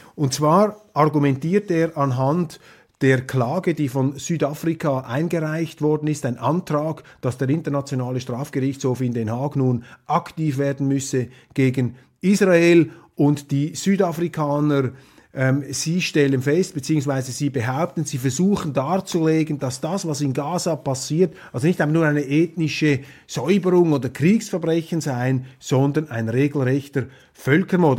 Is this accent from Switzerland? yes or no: yes; Switzerland; als Schweizer Demokrat